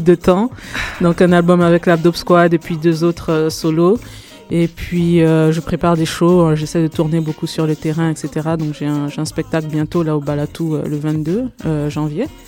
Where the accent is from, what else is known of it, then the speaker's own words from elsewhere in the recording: Côte d’Ivoire; moved away as an adult; now in Canada; je suis née, j'ai grandi en Côte d'Ivoire, je suis arrivée au Canada il y a une dizaine d'années